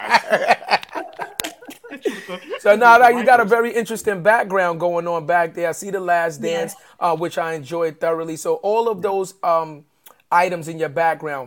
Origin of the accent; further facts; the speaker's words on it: New York, United States; We're from New York